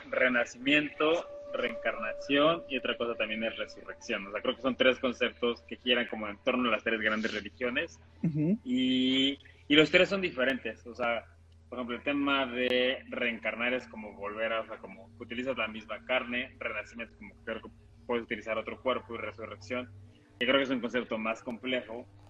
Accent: Mexico; como cultura mexicana jugamos con la muerte

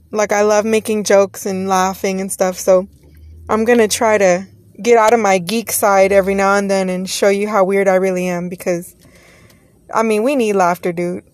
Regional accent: Texas, United States; now in Los Angeles County, United States; I am from Texas originally

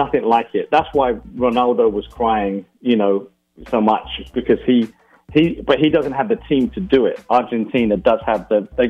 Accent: England, United Kingdom; I'm English.

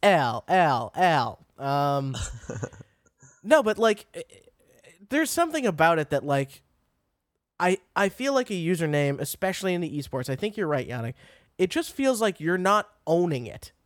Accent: Massachusetts, United States; I'm from Massachusetts

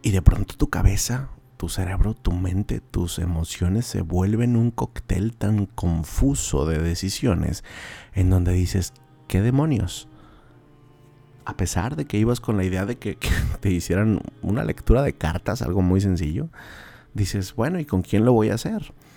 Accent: Monterrey, Nuevo León, Mexico; esta región de Monterrey, las personas nativas de aquí, como su servilleta

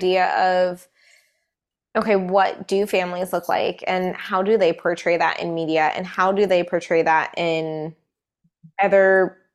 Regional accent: Colorado, United States; now in Seattle, United States; we grew up in Colorado where my mom's like our extended family was all back here in Seattle

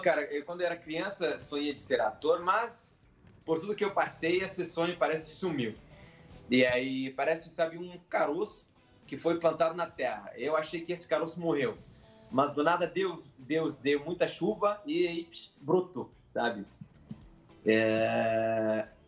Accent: Syria; Portuguese is a second language; moved away as an adult; also born or lived in Ukraine; now in Brazil; eu fugi da Síria, fui para a Ucrânia

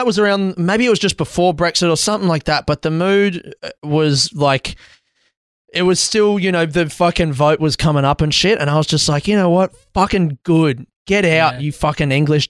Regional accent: South Australia, Australia; I'm from South Australia.

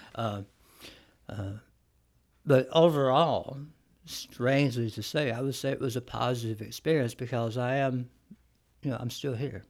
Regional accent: Florence, Alabama, United States; also born or lived in Columbia, Tennessee; I'm from uh, the Florence area, mm-hmm. so I have uh, a connection to North Alabama since I've lived here. Um, roughly about 40 years

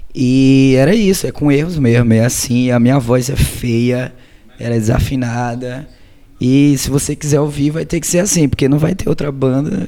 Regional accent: Maceió, Alagoas, Brazil; a gente é de Maceió, Lagoas

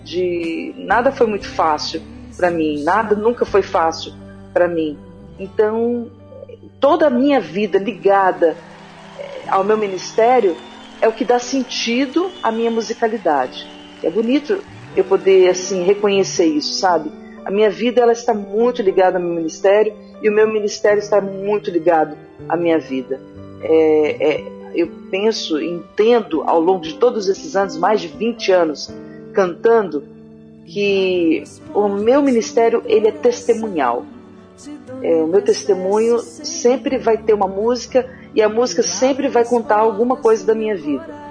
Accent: Espírito Santo, Brazil; eu sou capixaba, né, coladinha ali com a Bahia

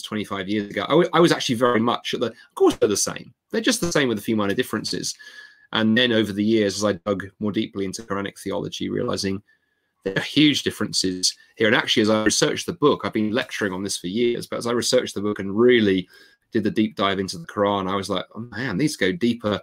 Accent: London, United Kingdom; I grew up in London, a very multicultural city

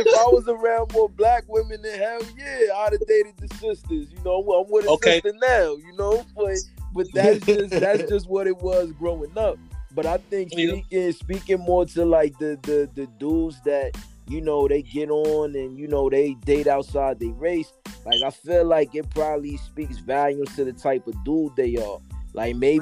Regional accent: New York, United States; now in Houston, United States; I'm from Spanish Harlem

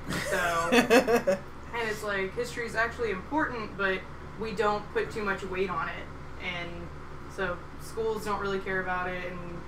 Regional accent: Texas, United States; I grew up in Texas

